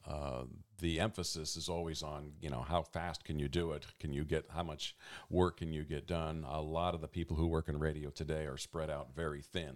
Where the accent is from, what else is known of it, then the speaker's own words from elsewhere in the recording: Eugene, Oregon, United States; also born or lived in Medford / Portland; I'm actually a Eugenian. I was born right here in Eugene.